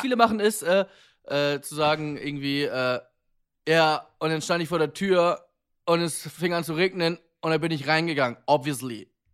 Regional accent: Germany; wir Deutschen

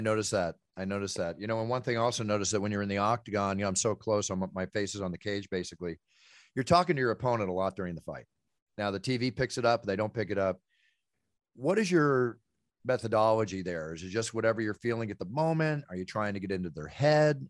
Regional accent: Dallas, Texas, United States; also born or lived in Oklahoma / Philadelphia; I'm a Texas boy. I was born in Oklahoma for, lived there for nine months, you know, until I was almost one and moved to Texas

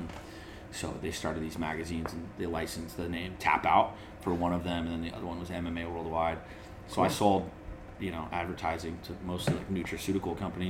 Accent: Nebraska, United States; I'm going to start surfing, I moved to Southern California. I'm from Nebraska.

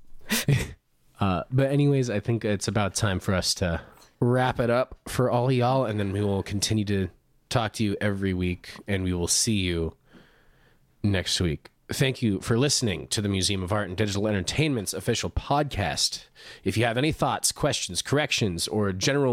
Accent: Central Coast, California, United States; my hometown on the Central Coast

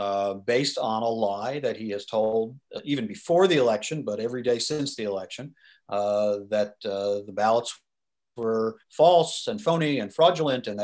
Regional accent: United States; as an American and as somebody who worked for many years on Capitol Hill

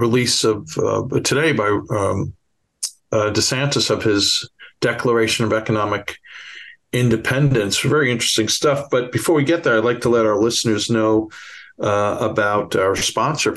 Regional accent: New York City, New York, United States; accent: Bronx; my Bronx accent

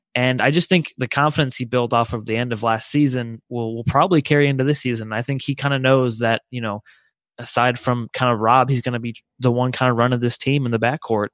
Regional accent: Crown Point, Indiana, United States; moved away as an adult; I'm from Crown Point, Indiana, so it's the Northwest region

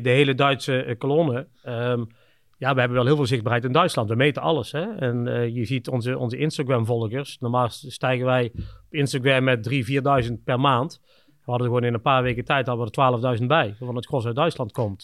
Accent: Kempen, North Brabant, Netherlands; moved away as an adult; also born or lived in Scandinavia / Budapest / Shanghai / Singapore; een dorp hier in waar ik vandaan kom in de Kempen

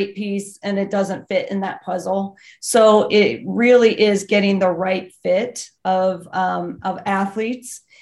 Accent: Western Pennsylvania, United States; I grew up in Western Pennsylvania

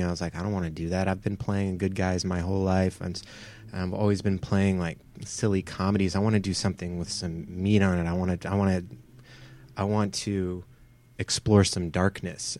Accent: Atlanta, Georgia, United States; now in Los Angeles, United States; from Atlanta or around Atlanta

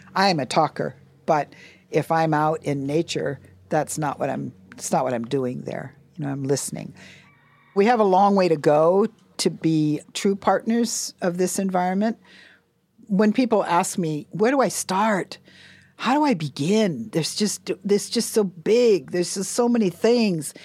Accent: Hawaii, United States; we're Native people

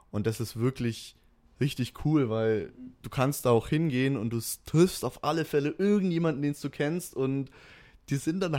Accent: Nuremberg, Bavaria, Germany; komme aus Nürnberg

